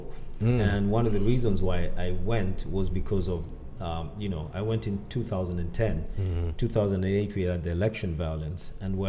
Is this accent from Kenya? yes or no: yes; Kenya; moved away as an adult; also born or lived in Boston, United States; now in United States; I'm originally from Kenya